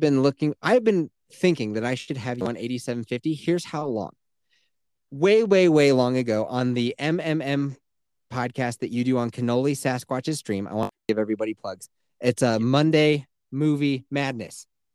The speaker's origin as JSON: {"language": "English", "region": "Colorado", "country": "United States", "said": "Me and Kelsey are both from the great state of Colorado"}